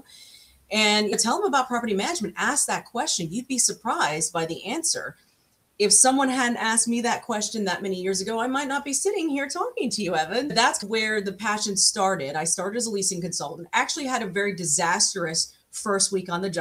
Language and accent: English; New York City, New York, United States; now in Florida, United States; my story actually started in Brooklyn, New York, where I'm from. And so I was raised in Brooklyn